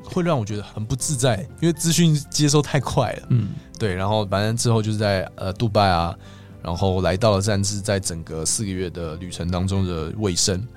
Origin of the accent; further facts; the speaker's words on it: Taiwan; 我是台湾来的